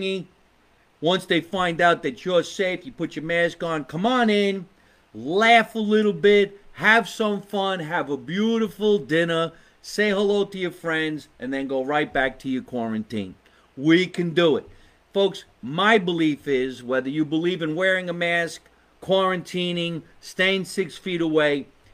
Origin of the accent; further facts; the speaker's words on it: Scotch Plains, New Jersey, United States; am in the basement that I grew up in Scotch Plains, New Jersey